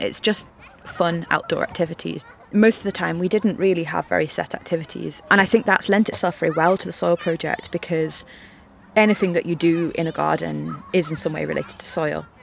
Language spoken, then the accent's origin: English; Liverpool, North West England, United Kingdom; I grew up in Liverpool, so well, just outside of Liverpool, so in like a kind of commuter town suburb thing